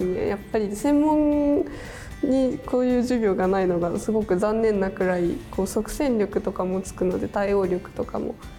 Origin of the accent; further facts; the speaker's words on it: Matsudo, Chiba, Japan; 千葉県の松戸市出